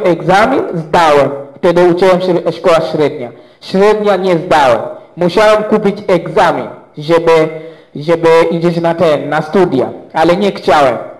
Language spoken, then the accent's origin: Polish; Zanzibar, Tanzania; Polish is a second language; u nas na Zanzibarze